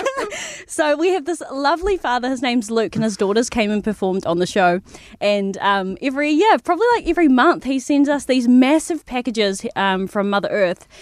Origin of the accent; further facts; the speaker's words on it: New Zealand; we have such a unique culture here, um, in New Zealand as Māori, as Kiwi